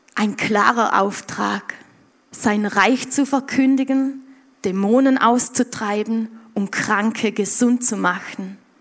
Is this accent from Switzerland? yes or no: no; Montafon, Vorarlberg, Austria; bei uns im Montafon